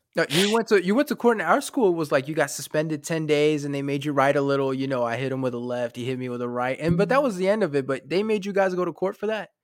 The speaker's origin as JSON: {"language": "English", "region": "North Carolina", "country": "United States", "tie": "born or raised there", "also_born_or_lived": "France", "said": "I grew up in North Carolina"}